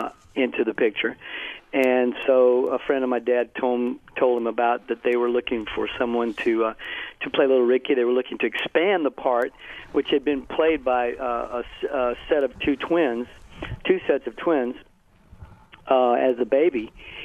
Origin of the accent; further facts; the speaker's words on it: Louisiana, United States; I grew up in... I was born in Louisiana.